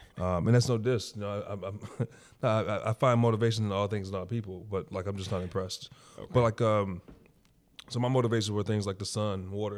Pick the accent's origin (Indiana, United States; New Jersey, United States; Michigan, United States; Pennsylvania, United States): Michigan, United States; Detroit; From the west side of Detroit, Northwest to be exact, Finkel and Greenfield, if anybody who's familiar.